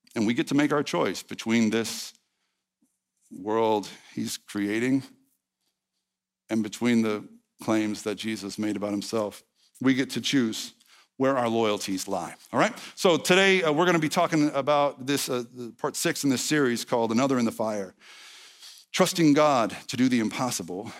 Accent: East Texas, United States; I'm from East Texas, not Arkansas.

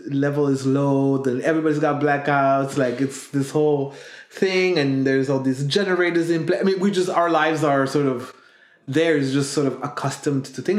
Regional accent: Burundi; also born or lived in Netherlands; now in Belgium; growing up in Burundi then moving to the Netherlands and then going back to Burundi to live there

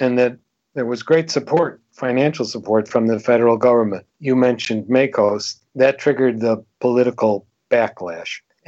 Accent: Chicago, Illinois, United States; moved away as an adult; also born or lived in Madison, Wisconsin / Michigan; I was born in Chicago, grew up there

